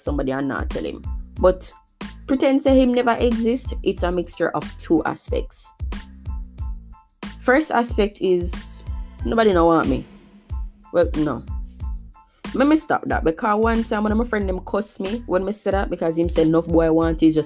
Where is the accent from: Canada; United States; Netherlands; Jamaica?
Jamaica; As a Jamaican